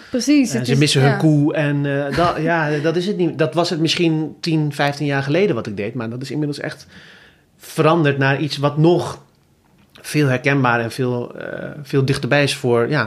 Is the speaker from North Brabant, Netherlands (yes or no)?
no; Groningen, Netherlands; now in Rotterdam, Netherlands; Ik kom uit Groningen.